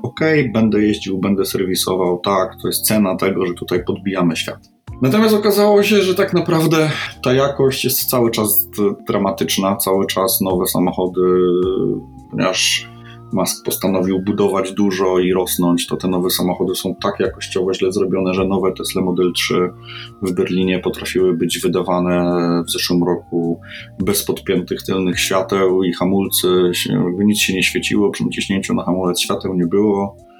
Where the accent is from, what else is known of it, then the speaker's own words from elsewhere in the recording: Poland; jestem z Polski